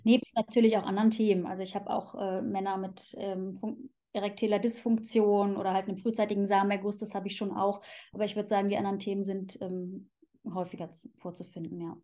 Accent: Cologne, North Rhine-Westphalia, Germany; moved away as an adult; also born or lived in Switzerland; now in Zurich, Switzerland; Ich komme ursprünglich aus Köln eben. Das ist äh, meine Heimat. Da bin ich geboren und aufgewachsen

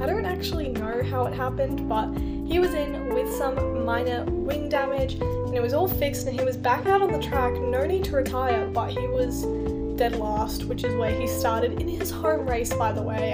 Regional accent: Australia; as an Australian

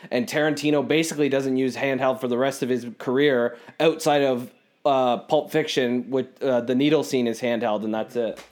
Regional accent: Canada; we're, we're Canadian

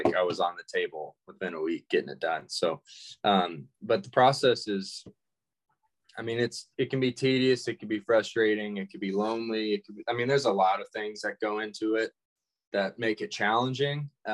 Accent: Georgia, United States; growing up in Georgia

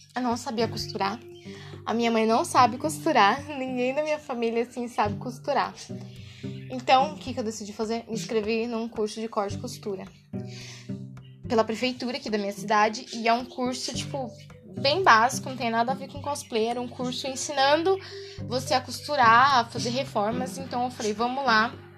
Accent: interior of São Paulo, Brazil; eu sou do interior de São Paulo

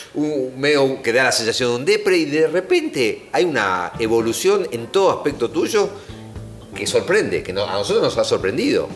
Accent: Argentina

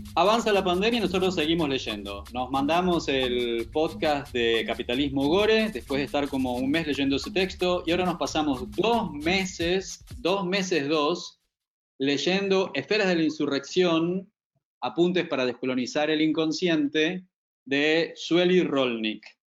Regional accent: Buenos Aires, Argentina; como porteño súper psicoanalizado, como clásico exponente de nuestra ciudad

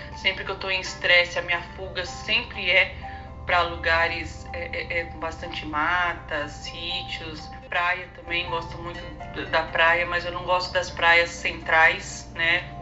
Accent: Ferraz de Vasconcelos, São Paulo, Brazil; Eu sou de São Paulo, mas cresci na cidade de Ferraz de Vasconcelos

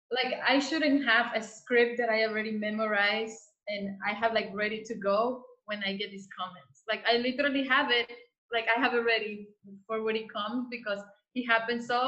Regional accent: Dominican Republic; now in United States

